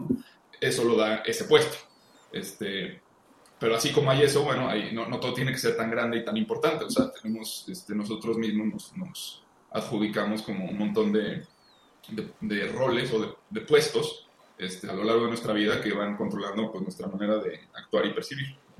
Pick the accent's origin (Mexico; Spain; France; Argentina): Mexico